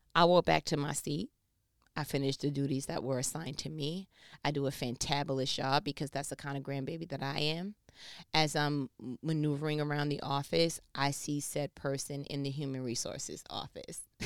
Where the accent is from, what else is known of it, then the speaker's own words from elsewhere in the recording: New York, United States; I'm from New York